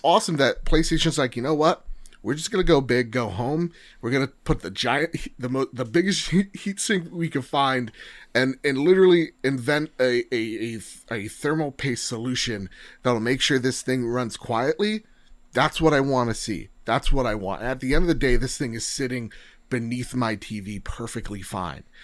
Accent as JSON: {"language": "English", "country": "United States", "said": "as an American"}